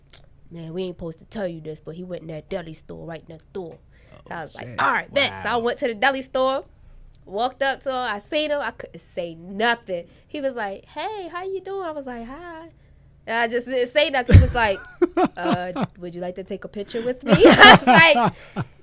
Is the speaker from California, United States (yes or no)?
no; Baltimore, Maryland, United States; Baltimore always going to be my home at the end of the day